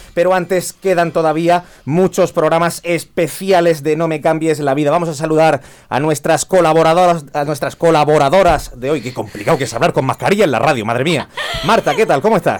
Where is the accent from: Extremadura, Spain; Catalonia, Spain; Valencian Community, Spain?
Valencian Community, Spain; Vega Baja